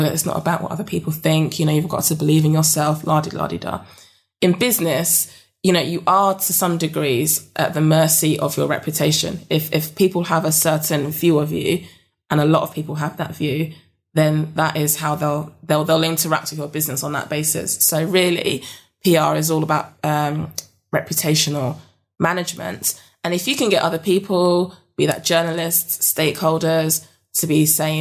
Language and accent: English; London, United Kingdom; moved away as an adult; now in Yorkshire Dales, United Kingdom; I'm from South London